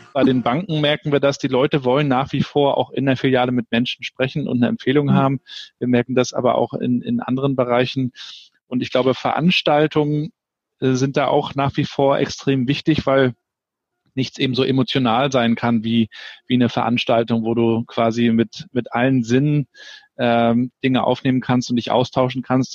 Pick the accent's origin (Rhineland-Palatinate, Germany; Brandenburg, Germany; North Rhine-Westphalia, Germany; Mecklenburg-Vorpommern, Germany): Mecklenburg-Vorpommern, Germany; Rostock; als gebürtiger Rostocker, der die DDR noch zehn Jahre kennengelernt hat